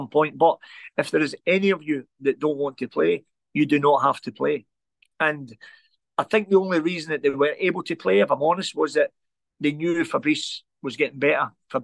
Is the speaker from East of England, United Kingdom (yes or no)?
no; Glasgow, Scotland, United Kingdom; Growing up in the Gorbals, we never ever had it easy.